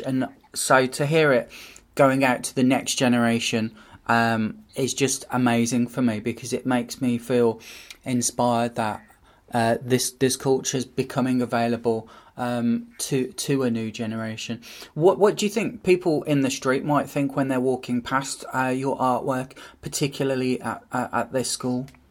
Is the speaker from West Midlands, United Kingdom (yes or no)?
yes; Birmingham, West Midlands, United Kingdom; when I was a kid growing up in Birmingham